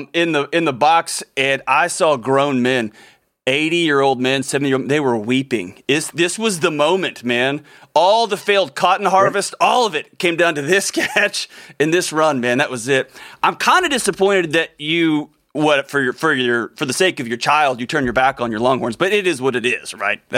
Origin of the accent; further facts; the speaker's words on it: Texas, United States; growing up in Texas and splitting time between the Houston area and West Texas.